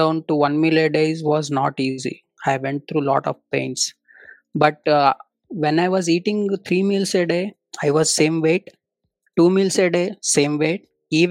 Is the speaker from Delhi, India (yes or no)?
no; Davangere, Karnataka, India; English is a second language; moved away as an adult; also born or lived in Hyderabad / Tamil Nadu; I have been born in Telugu family, born and brought up in Karnataka